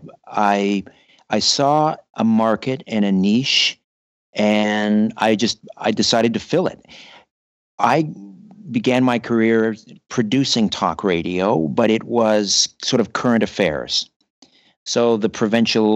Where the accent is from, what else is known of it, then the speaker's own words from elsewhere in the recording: Brantford, Ontario, Canada; now in Thornhill, Canada; I grew up in Brantford, Ontario, the home of Wayne Gretzky